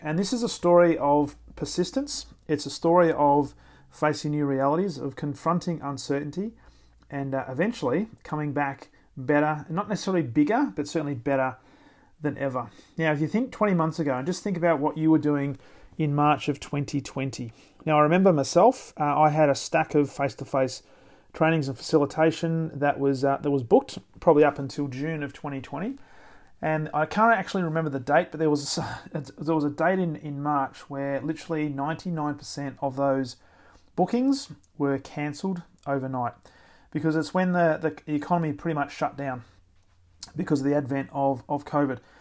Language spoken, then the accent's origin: English; Australia; being an Australian